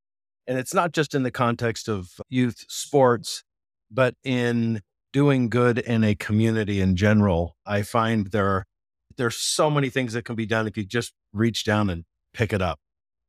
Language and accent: English; Japan; When I was a little kid, I grew up in Japan, and in addition to playing soccer, I took kendo classes